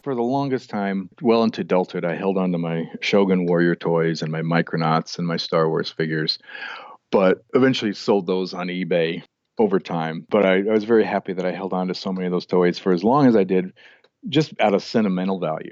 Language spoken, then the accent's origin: English; Albuquerque, New Mexico, United States; moved away as an adult; also born or lived in Portland; now in Montana, United States; I grew up in New Mexico, in Albuquerque